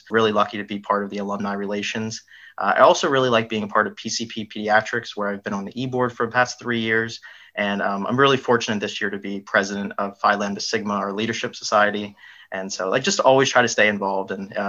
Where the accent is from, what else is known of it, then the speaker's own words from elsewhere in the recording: Hockessin, Delaware, United States; moved away; I'm a P3 pharmacy student currently. I'm originally from Hoquessin, Delaware.